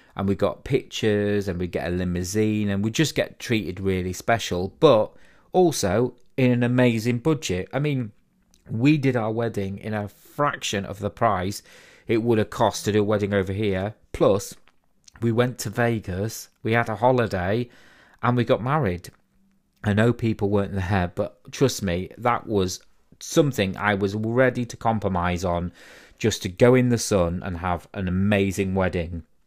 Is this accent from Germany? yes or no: no; Harrogate, Yorkshire and the Humber, United Kingdom; I was originally brought up in a place called Harrogate.